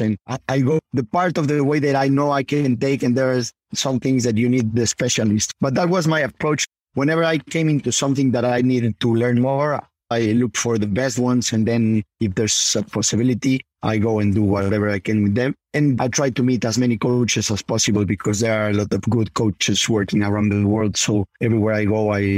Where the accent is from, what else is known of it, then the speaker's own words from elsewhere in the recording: Puebla, Mexico; Puebla, my hometown